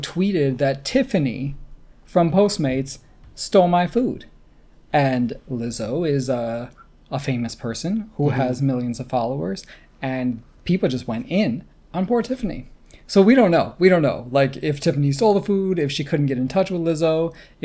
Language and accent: English; United States; I grew up in the States